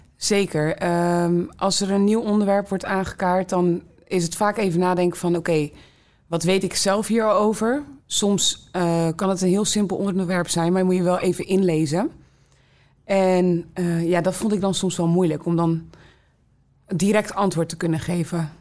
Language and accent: Dutch; Rotterdam, South Holland, Netherlands; ik ben geboren en getogen in Rotterdam Zuid